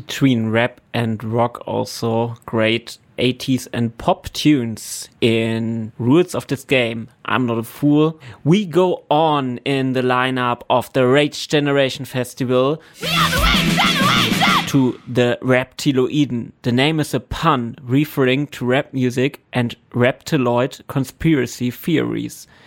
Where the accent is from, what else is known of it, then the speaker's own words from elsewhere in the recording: Halle, Saxony-Anhalt, Germany; my hometown.